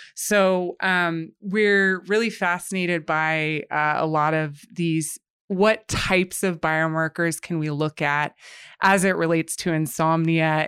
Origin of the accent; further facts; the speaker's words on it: United States; moved away as an adult; now in Canada; I'm actually from the U S, but I've lived here for the past six years